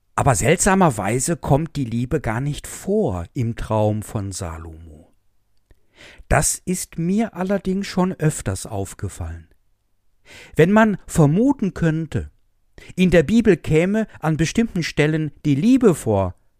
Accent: Essen, North Rhine-Westphalia, Germany; now in Westerwald, Germany; Ich komme aus der Stadt, aus der Stadt Essen.

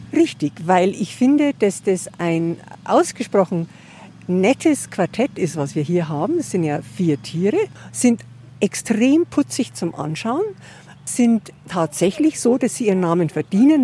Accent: a small village 30-40 km from Munich, Bavaria, Germany; now in Munich, Germany; Ich bin tatsächlich nicht in München geboren, sondern in einem kleinen Dorf, so 30, 40 Kilometer weg.

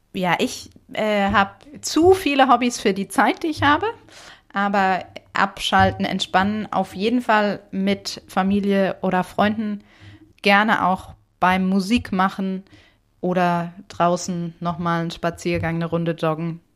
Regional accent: Germany; first language German; Deutsch ja zum Glück meine Muttersprache

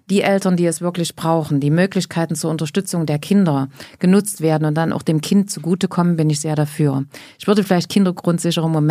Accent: East Germany, Germany; Nee, ich bin ja aus Ostdeutschland.

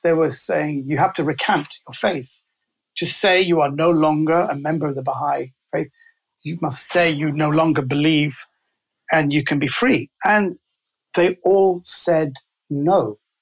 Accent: London, United Kingdom; I was raised in Kensington in London. So I'm a central London boy.

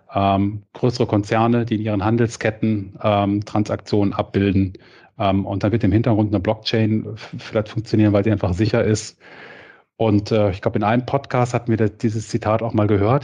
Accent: Cologne, North Rhine-Westphalia, Germany; als Kölner

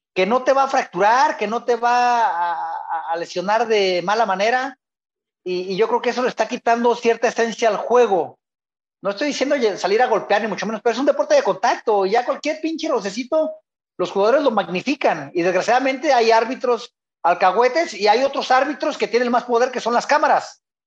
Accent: Guadalajara, Jalisco, Mexico; Yo soy de Guadalajara, de una colonia brava, la colonia Echeverría

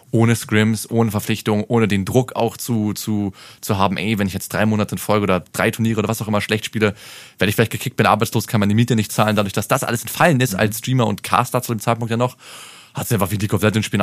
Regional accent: Berlin, Germany; Ich bin Berliner, ist kein Problem.

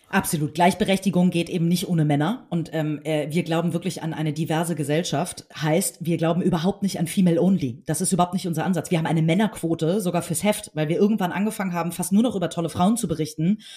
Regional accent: Hamburg, Germany; ich bin äh, in Hamburg geboren, hier zur Schule gegangen, aufgewachsen

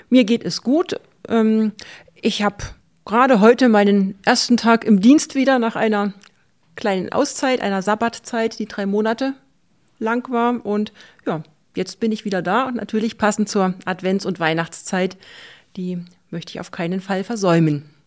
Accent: Saxony, Germany; in der Gegend, wo ich herkomme, im Vogtland und im angrenzenden Erzgebirge, ist das ja auch ganz besonders typisch

